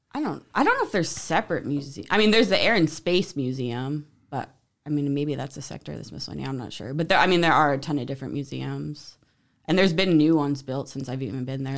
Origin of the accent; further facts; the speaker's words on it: New Jersey, United States; moved away; also born or lived in Utah; I grew up in New Jersey